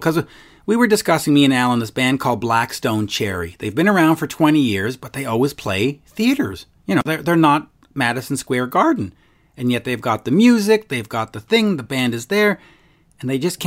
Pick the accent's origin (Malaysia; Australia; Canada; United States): Canada; I'm a Canadian.